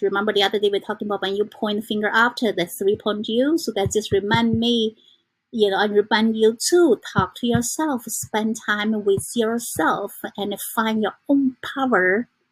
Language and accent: English; China; English is a second language; now in New York, United States; I came from China